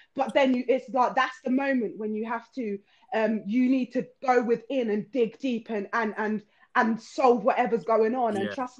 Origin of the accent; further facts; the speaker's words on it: Luton, East of England, United Kingdom; I grew up in Luton